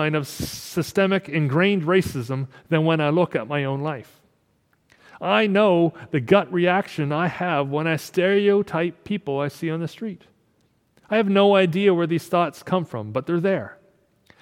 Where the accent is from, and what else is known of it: Canada